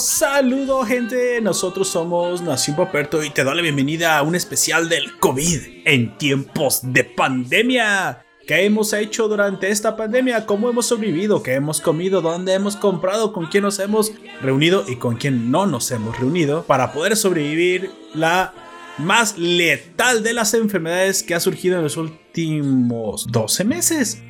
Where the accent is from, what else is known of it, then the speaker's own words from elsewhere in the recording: Mexico; como ciudadano, como mexicano